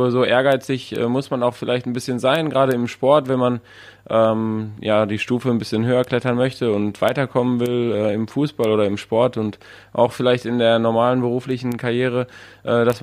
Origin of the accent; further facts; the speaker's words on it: North Rhine-Westphalia, Germany; Und wir im Ruhrgebiet, wo ich aufgewachsen bin, haben ja natürlich auch viele Nationalitäten.